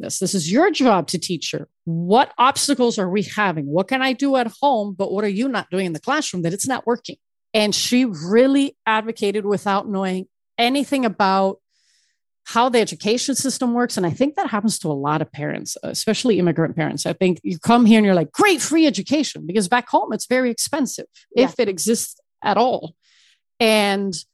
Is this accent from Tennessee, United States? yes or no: no; Miami, Florida, United States; also born or lived in Ecuador; I was born in Ecuador and raised in Miami